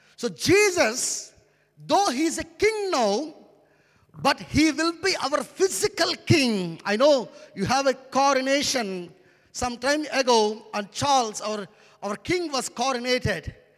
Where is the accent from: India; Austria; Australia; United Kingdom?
India; first language Telugu; English is a second language; I come from India.